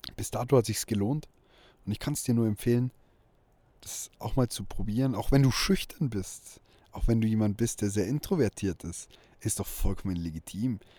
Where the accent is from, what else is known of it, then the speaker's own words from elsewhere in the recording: small town in Bavaria, Germany; in meiner Heimatstadt die Personenmarke von mir irgendwie bereits in Kindheitstagen über meinen Namen definiert wurde